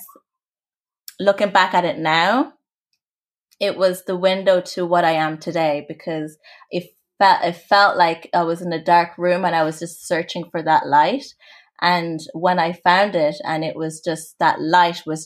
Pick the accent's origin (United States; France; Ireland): Ireland; Limerick, Munster; also born or lived in Rwanda; I'm originally from Rwanda. So my family are from there and we migrated. So I migrated to Ireland, and I grew up in a really small town called Limerick